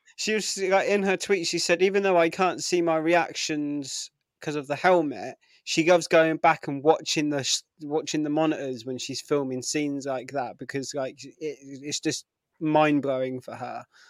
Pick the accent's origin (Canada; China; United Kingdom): United Kingdom; I'm British